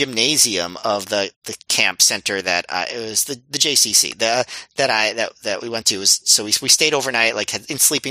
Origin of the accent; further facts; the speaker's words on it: New York City, New York, United States; someone who grew up in Staten Island